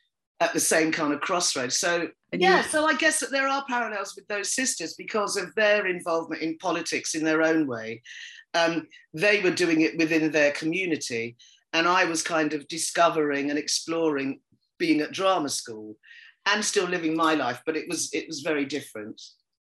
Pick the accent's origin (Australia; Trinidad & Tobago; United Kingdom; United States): United Kingdom; being Black, being female, being British, all of those things that we've all grown up with, you know, especially those of us that were born here or that came at a very early age.